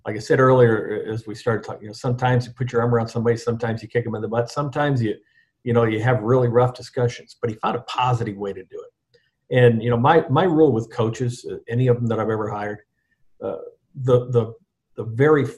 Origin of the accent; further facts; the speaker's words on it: Iowa, United States; moved away as an adult; now in New Orleans, United States; I lived in Iowa every day of my life before I came to New Orleans at the age of 49